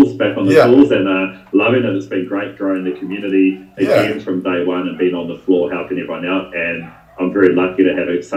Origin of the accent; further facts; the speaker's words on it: Te Kuiti, Waikato, New Zealand; accent: Kiwi; moved away as an adult; now in Perth, Australia; I'm from a small town, central North Island, and it's called Tekawiti